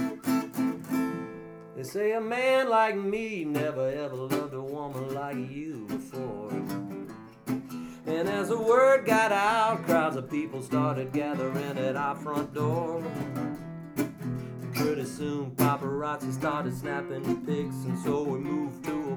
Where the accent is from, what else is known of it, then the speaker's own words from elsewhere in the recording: Mobile, Alabama, United States; I'm from Mobile, Alabama